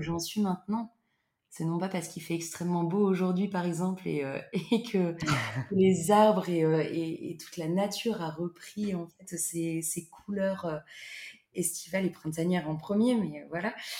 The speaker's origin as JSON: {"language": "French", "area": "Loir-et-Cher, Centre region", "region": "Centre-Val de Loire", "country": "France", "tie": "born or raised there", "also_born_or_lived": "Paris / Basque Country", "moved": "as an adult", "lives_now": "Bordeaux, France", "said": "je suis originaire de région centre du Loir-et-Cher où j'ai vécu pendant 18 ans"}